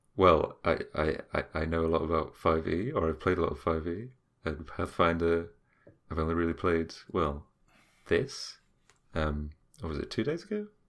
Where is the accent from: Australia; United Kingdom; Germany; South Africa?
United Kingdom; we're British, we're stubborn, we don't listen